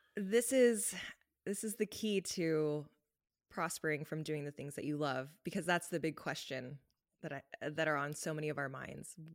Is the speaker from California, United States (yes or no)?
yes; Los Angeles, California, United States; moved away as an adult; now in Canada; I'm from Los Angeles, and I lived a very Los Angeles life growing up